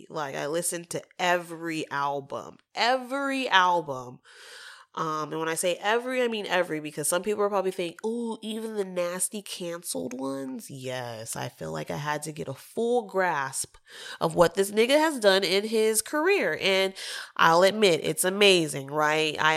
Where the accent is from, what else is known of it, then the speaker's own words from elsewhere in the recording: the South, United States; Again, I might be biased because I'm from the South